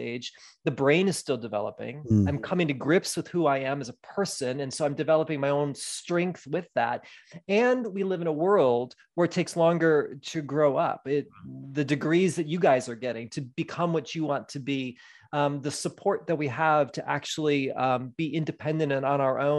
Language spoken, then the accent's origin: English; Midwest, United States; moved away as an adult; also born or lived in Wisconsin / West Michigan; now in Southern California, United States; I was born and raised in the Midwest